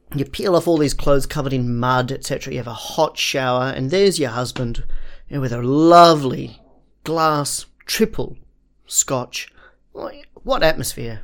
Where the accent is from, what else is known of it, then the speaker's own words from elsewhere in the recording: Perth, Western Australia, Australia; moved away; I come from Perth, which is named after Perthshire